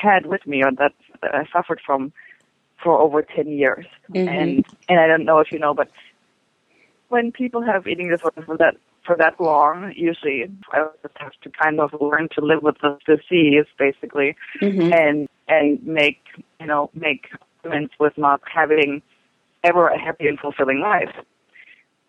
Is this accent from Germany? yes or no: yes; Germany; now in United States; it was during the 70s where I'm from Germany